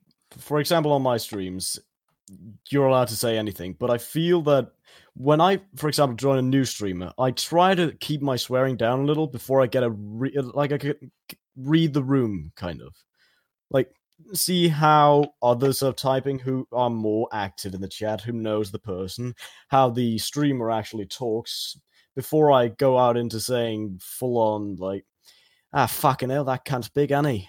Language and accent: English; Denmark; Well, I'm from Denmark, but I've basically been taught the British ways.